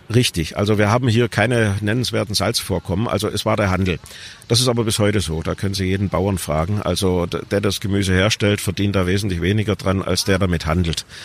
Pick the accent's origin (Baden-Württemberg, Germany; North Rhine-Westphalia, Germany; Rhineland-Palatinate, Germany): Baden-Württemberg, Germany; Swabia; als Schwabe